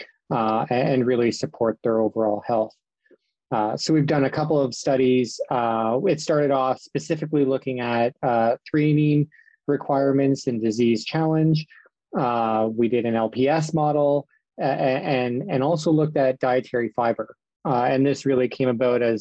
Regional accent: Sarnia, Ontario, Canada; moved away as an adult; also born or lived in Guelph, Ontario / Houston, Texas; now in Saskatchewan, Canada; I'm originally from Sarnia, Ontario

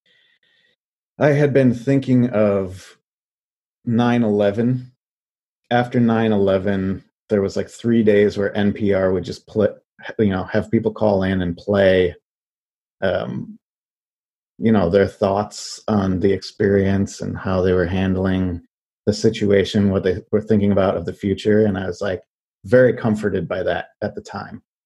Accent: Western New York, United States; moved away; also born or lived in Buffalo, New York; I was born and raised in Western New York. And so I lived in Buffalo for a little while

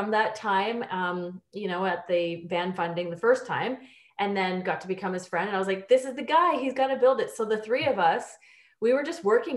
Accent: Ontario, Canada; moved away as an adult; also born or lived in Australia / United Kingdom; now in Vancouver, Canada; I'm from Ontario. I lived abroad for almost 10 years. I lived in Australia and the UK. And then I moved to Vancouver 5 years ago

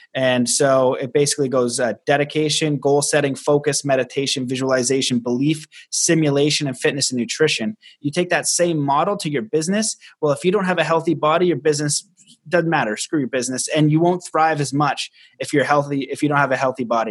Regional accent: Canada; I'm Canadian

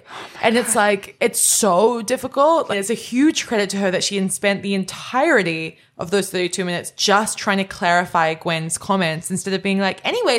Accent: Canada; I'm Canadian, but I just don't think it crosses over that way.

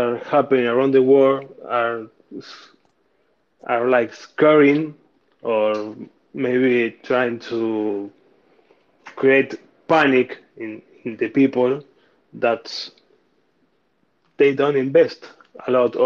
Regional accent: Argentina; I'm from Argentina

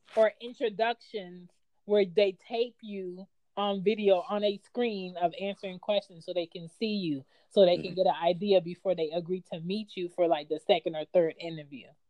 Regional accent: United States; I wasn't like born and raised in Jamaica and I was American

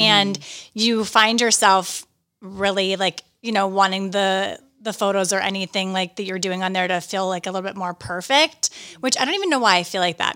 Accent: Johnstown, Pennsylvania, United States; also born or lived in New York; now in Westchester, United States; My hometown is Johnstown, Pennsylvania

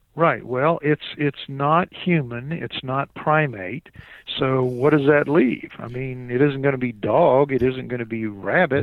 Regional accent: New Orleans, Louisiana, United States; I'm from New Orleans

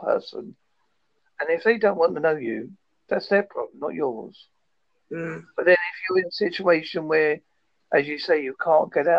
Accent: United Kingdom; I'm British and I'm white

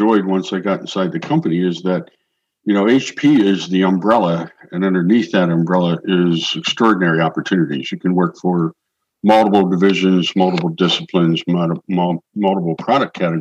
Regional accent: Pennsylvania, United States; moved away; also born or lived in Milwaukee, Wisconsin / Minnesota; my hometown area back in Pennsylvania

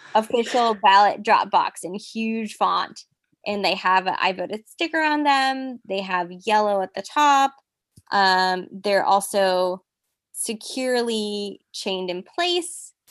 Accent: Silicon Valley, California, United States; now in Los Angeles, United States; I'm currently based in Los Angeles. I'm from the Silicon Valley. I grew up a daughter of a Mexican immigrant

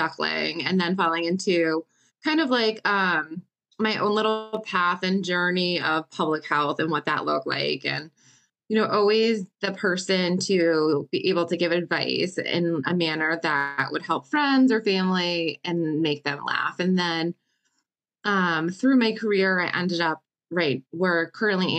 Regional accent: Connecticut, United States; born and raised in Connecticut

